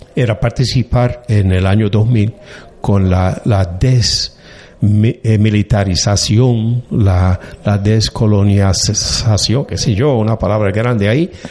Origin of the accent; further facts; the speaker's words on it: Annapolis, Maryland, United States; Y mi crianza realmente fue en la parroquia Santa María en Annapolis, Maryland.